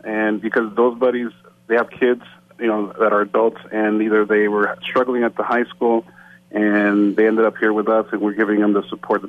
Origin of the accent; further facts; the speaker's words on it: Paramount, California, United States; also born or lived in Mexico; And I grew up in Paramount. I graduated from Paramount.